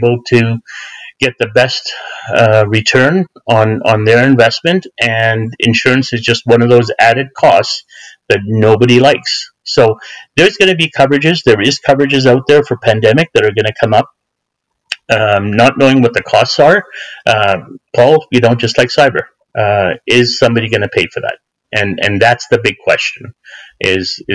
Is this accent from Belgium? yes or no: no; Canada; as an Ismaili Muslim, as a Canadian and a follower of the Aga Khan